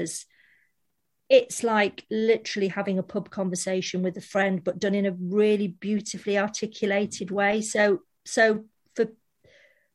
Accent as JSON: {"language": "English", "town": "Manchester", "region": "North West England", "country": "United Kingdom", "tie": "born or raised there", "moved": "yes", "said": "we were just like two normal girls from Manchester"}